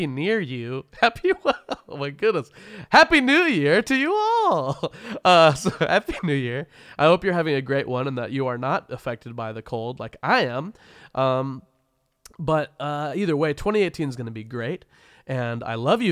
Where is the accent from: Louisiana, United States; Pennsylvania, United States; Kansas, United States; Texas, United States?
Kansas, United States; Wichita; moved away; my hometown of Wichita, Kansas